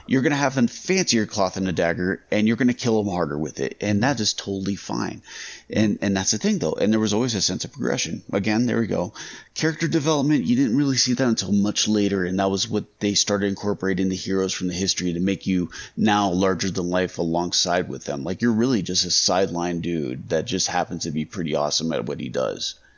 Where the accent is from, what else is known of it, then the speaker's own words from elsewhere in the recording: Las Vegas, Nevada, United States; I grew up in Vegas